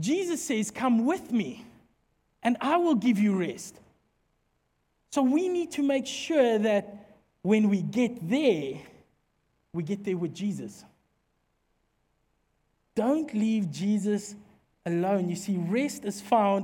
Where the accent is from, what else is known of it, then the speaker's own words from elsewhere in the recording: Secunda, Mpumalanga, South Africa; where we come from Secunda is a dorpie